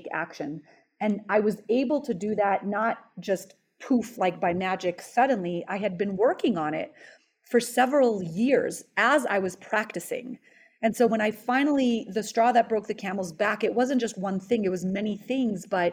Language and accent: English; Los Angeles, California, United States; moved away as an adult; also born or lived in Israel / New York area; I was born in Israel and I immigrated here at age 10 to Los Angeles